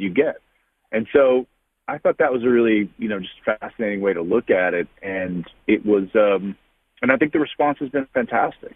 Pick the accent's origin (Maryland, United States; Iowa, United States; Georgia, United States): Maryland, United States; Baltimore; moved away; I was excited to get back and work in my hometown